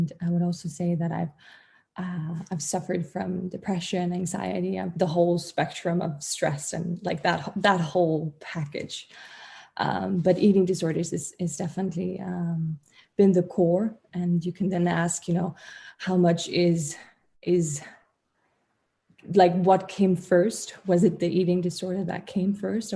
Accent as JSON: {"language": "English", "country": "Denmark", "said": "I'm from Denmark"}